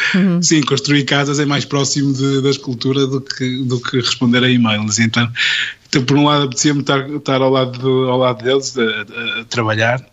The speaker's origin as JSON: {"language": "Portuguese", "town": "Porto", "region": "Norte", "country": "Portugal", "said": "estava nas belas artes do, do, do Porto, onde, de onde sou e de onde, onde, onde estudei"}